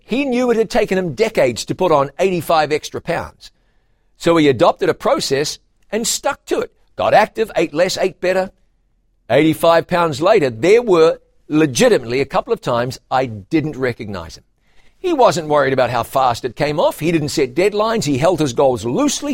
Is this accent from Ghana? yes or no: no; New Zealand; In my home country of New Zealand